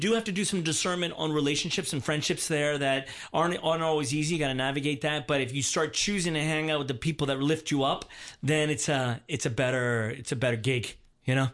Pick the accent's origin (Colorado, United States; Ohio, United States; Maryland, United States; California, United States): Maryland, United States; Baltimore; I was born and raised in Baltimore, Maryland, outside of Baltimore, Maryland.